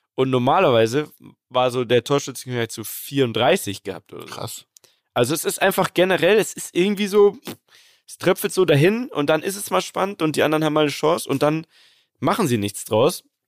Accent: Munich, Bavaria, Germany; ich als Münchner, geborener Münchner

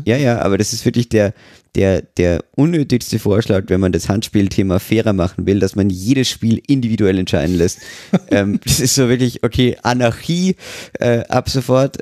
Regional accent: Austria; als Österreicher

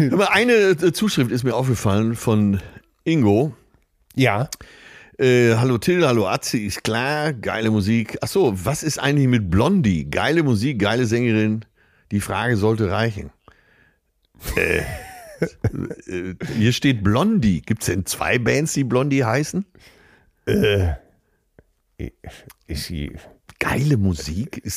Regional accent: Tuscany, Italy; ich ist in der, bin in der Toskana, meine Heimat, und es ist mir schnurzpiep egal, was die umliegenden Sonnenanbeter am Strand von Viareggio von mir denken

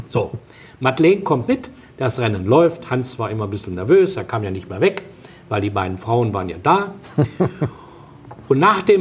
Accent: Baden-Württemberg, Germany; Und jedes Jahr, ich bin ja Schwabe, kämpfe ich um einen Rabatt für einen Ozelottmantel.

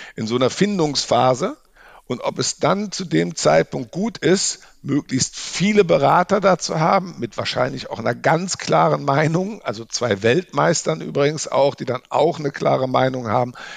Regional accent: Rhineland, Germany; now in Munich, Germany; ich bin äh, Rheinländer, wohne in München

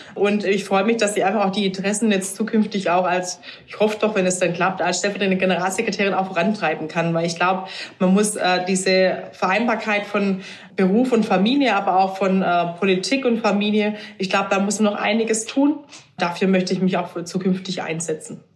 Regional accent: near Stuttgart, Baden-Württemberg, Germany; ich komme aus der Nähe von Stuttgart

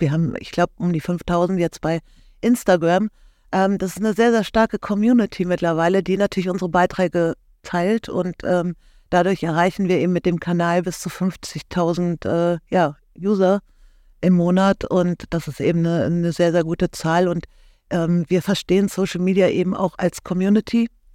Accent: Cologne, North Rhine-Westphalia, Germany; ich komme aus Köln oder beziehungsweise unsere Firma sitzt in Köln

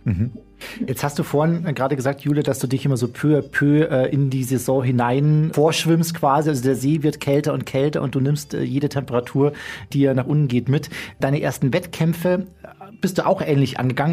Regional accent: Bergen, Bavaria, Germany; ich komme aus dem Chiemgau

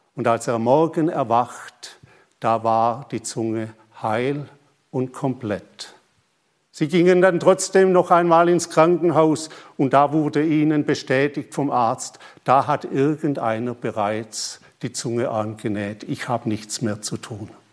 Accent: Germany; also born or lived in Papua New Guinea; bei uns in Deutschland

